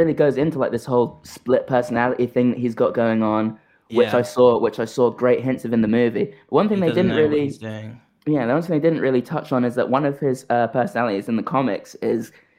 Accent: United Kingdom; I am aggressively British.

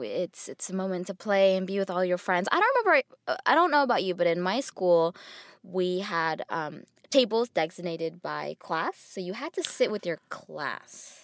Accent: United States; growing up Asian in America

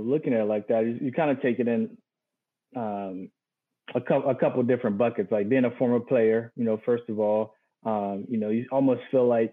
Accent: North Carolina, United States; moved away; my hometown state

